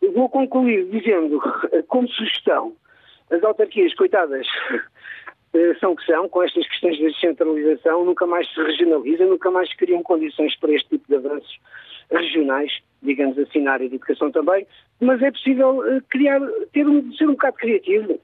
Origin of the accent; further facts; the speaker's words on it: Barreiro, Lisbon, Portugal; moved away as an adult; now in Porto, Portugal; sou natural do Barreiro e vim estudar para o Porto em 1992